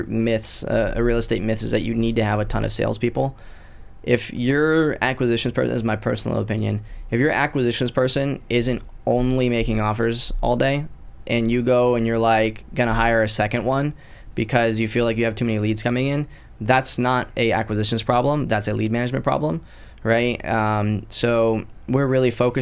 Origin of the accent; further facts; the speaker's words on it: Citrus County, Florida, United States; also born or lived in Pottsville, Pennsylvania; now in Destin, United States; Originally I was born in Pottsville, Pennsylvania, in a coal town. I grew up in just above Tampa in a little county called Citrus County, and I'm currently in the Destin market